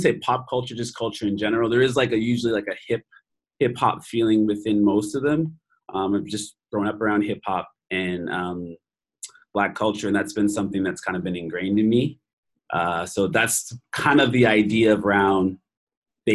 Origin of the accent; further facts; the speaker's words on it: Preston, Nova Scotia, Canada; moved away as an adult; now in Singapore; I'm a teacher from Nova Scotia, Canada. I'm from Preston, which is largest Black communities together in Canada.